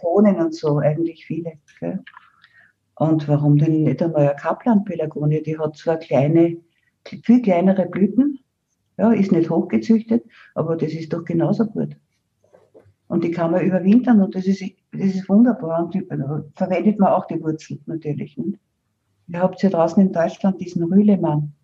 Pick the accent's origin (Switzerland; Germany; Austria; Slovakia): Austria; bei uns in Österreich im Seewinkel